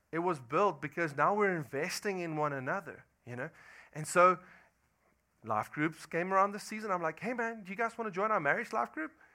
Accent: South Africa; moved away as an adult; I'm from South Africa

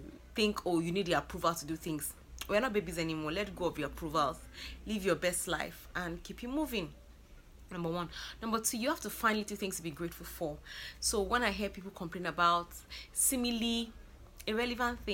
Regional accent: Lagos, Nigeria; I'm from Lagos, Nigeria

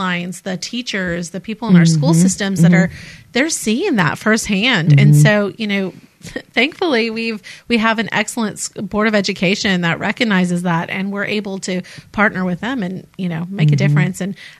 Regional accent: Monterey Bay, California, United States; moved away as an adult; now in Mobile, United States; Well, I was born in Monterey Bay, that area. Yeah, so born and raised there.

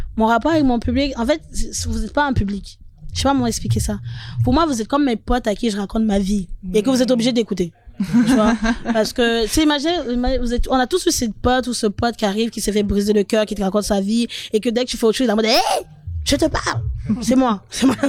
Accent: Paris, Île-de-France, France; also born or lived in Nantes; j'étais à Nantes. Et j'ai quitté Nantes pour retourner à Paris

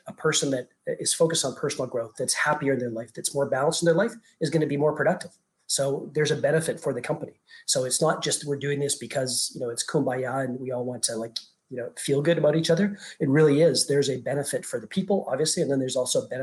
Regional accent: Canada; moved away as an adult; also born or lived in Europe / France; now in Dubai, United Arab Emirates; I'm Canadian

